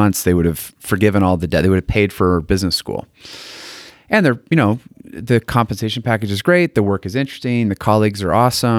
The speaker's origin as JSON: {"language": "English", "region": "Connecticut", "country": "United States", "tie": "born or raised there", "lives_now": "Utah, United States"}